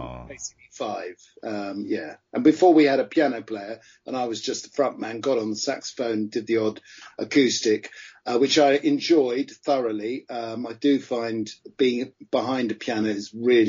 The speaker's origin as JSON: {"language": "English", "town": "Farnham", "region": "South East England", "country": "United Kingdom", "tie": "born or raised there", "also_born_or_lived": "Munich / Bentley / Hastings / London", "lives_now": "Brighton, United Kingdom", "said": "I grew up from a very young age when my parents divorced. My mum came back here and I grew up around the Farnham area, Bentley and then Farnham"}